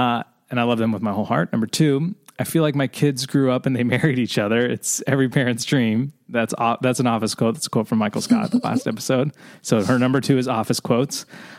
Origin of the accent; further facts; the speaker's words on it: Norway; English is a second language; So, greetings from Norway. Hi guys, I'm from Norway.